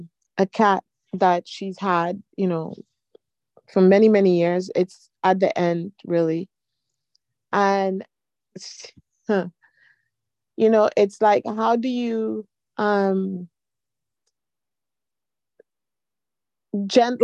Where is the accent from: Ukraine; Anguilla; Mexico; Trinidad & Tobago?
Trinidad & Tobago; We're from Trinidad, so my grandmother was in Trinidad